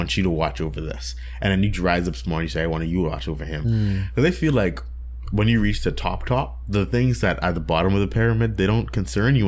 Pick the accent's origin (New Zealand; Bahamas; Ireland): Bahamas; moved away as an adult; now in United States; I'm from the Bahamas, right? Born, I moved to America like a year ago.